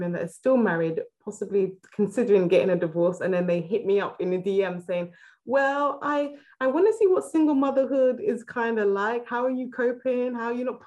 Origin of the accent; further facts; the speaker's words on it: Nigeria; I'm originally Nigerian